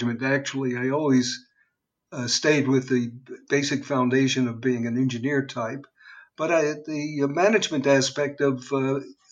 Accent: New York, United States; moved away as an adult; now in California, United States; was born and bred in New York and educated in New York, worked in New York. And all of a sudden, I became a transplant 3,500 miles away. I was in California now

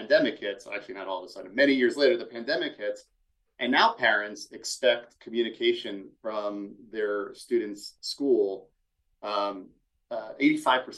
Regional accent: Philadelphia, Pennsylvania, United States; I'm from Philadelphia.

